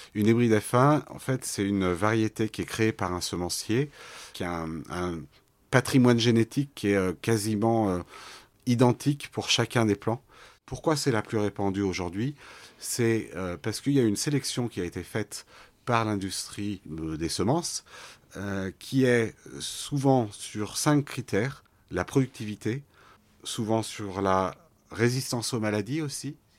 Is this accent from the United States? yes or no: no; Lyon, Auvergne-Rhône-Alpes, France; J'ai grandi à la Croix-Rousse, à Lyon